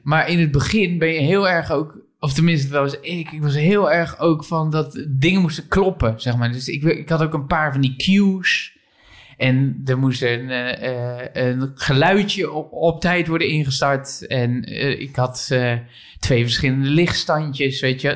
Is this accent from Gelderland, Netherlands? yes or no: yes; Barneveld, Gelderland, Netherlands; Barneveld, waar ik geboren ben